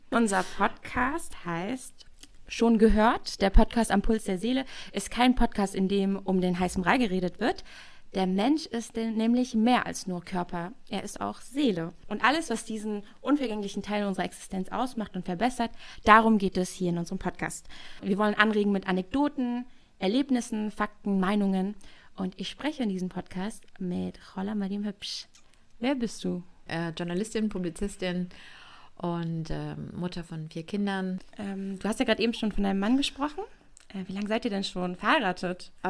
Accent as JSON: {"language": "German", "region": "Northern Germany", "country": "Germany", "said": "Ich komme ja nicht aus Frankfurt, ich komme ja aus dem Norden."}